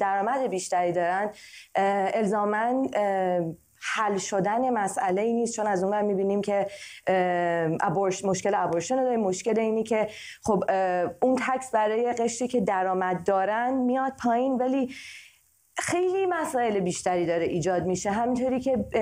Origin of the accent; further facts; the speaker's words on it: Iran; now in United States; چون توی کشور آمریکا زندگی میکنم برای کشوری که درش در حال زندگی کردن هستم و همچنین به عنوان یک ایرانی امریکن